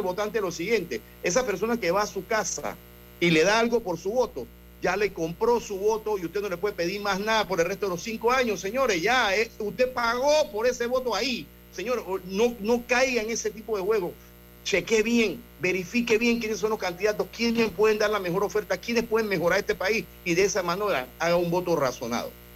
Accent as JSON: {"language": "Spanish", "country": "Panama", "said": "nosotros como panameños debemos estar orgullosos de nuestro país"}